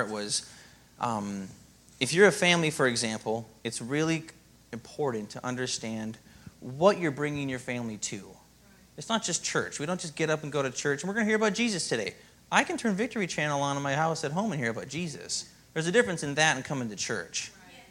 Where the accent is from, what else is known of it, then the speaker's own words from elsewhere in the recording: Minnesota, United States; moved away; I come from Minnesota, and there's not always Christians there